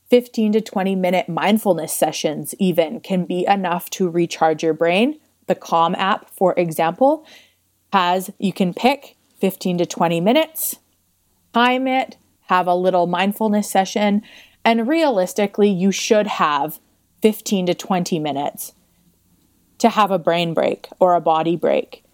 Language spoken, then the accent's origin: English; Crossfield, Alberta, Canada; I grew up in Crossfield, Alberta